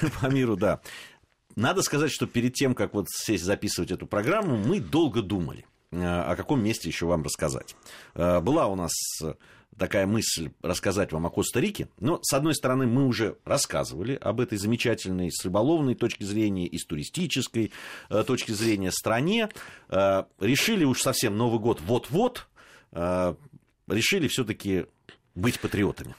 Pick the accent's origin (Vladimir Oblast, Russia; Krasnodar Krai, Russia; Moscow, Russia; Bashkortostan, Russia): Moscow, Russia; мы москвичи